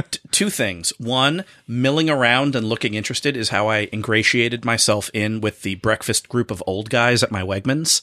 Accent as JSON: {"language": "English", "town": "Boston", "region": "Massachusetts", "country": "United States", "said": "we are Bostonians from the Greater Boston Area"}